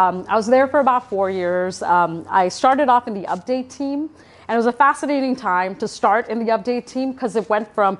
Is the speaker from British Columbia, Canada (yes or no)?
no; Toronto, Ontario, Canada; I'm from Toronto, I'm Canadian